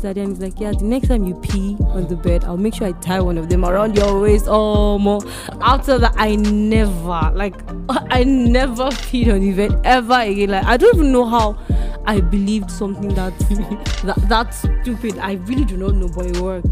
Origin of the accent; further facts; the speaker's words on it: Nigeria; as Nigerian kids, now those things that we Nigerian offsprings have in common